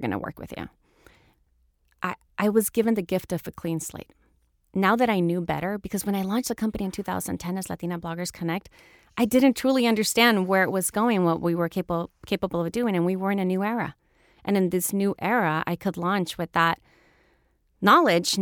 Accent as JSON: {"language": "English", "country": "El Salvador", "tie": "born or raised there", "also_born_or_lived": "Houston, Texas, United States / Florida, United States", "moved": "as an adult", "said": "I grew up in El Salvador during the Civil War, in a military family"}